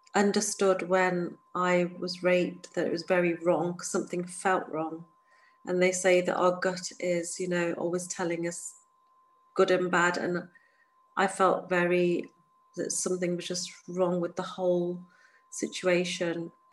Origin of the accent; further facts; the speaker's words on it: England, United Kingdom; I'm born and raised in the United Kingdom, an hour away from London or two